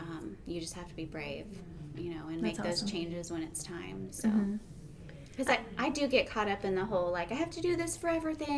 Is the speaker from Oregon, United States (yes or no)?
no; Dallas, Texas, United States; moved away as an adult; now in Kansas City, United States; I'm from Dallas area, mm-hmm. Texas